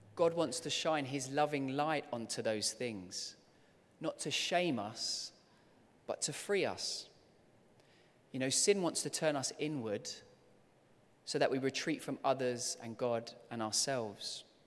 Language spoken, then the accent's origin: English; London, United Kingdom; as a kid, I loved growing up here in London, and I loved, um, being here as a child.